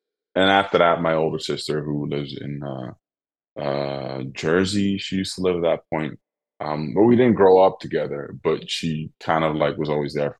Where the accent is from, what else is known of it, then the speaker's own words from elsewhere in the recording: Netherlands; accent: Dutch; English is a second language; But still, my Dutch accent comes out sometimes when I speak in German, I guess.